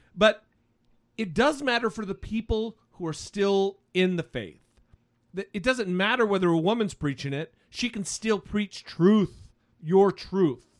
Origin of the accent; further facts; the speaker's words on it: Idaho, United States; Idaho, my home state